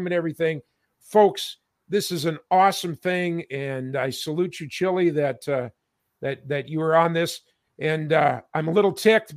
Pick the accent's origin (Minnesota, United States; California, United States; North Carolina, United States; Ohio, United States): Minnesota, United States; in my hometown